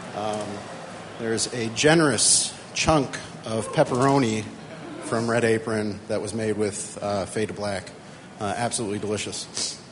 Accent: Lincoln, Nebraska, United States; now in Colorado, United States; I'm a native from Lincoln, Nebraska

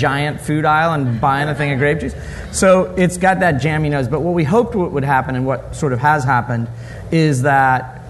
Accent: St. Louis, Missouri, United States; also born or lived in London; I'm from St. Louis, but I was working for Young's Brewery in London and came back to St. Louis to start the brewery.

